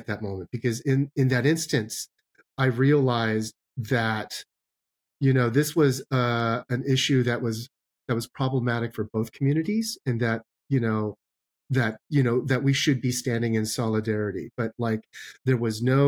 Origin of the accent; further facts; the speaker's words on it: Arcadia, California, United States; I grew up in Arcadia